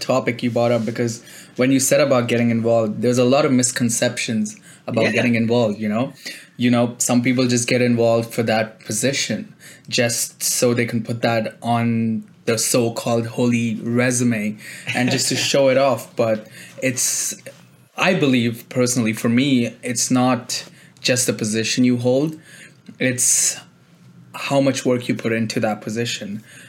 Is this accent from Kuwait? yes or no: yes; Kuwait; moved away as an adult; now in Toronto, Canada; I came here from Kuwait. I was an international student when I joined university in Toronto.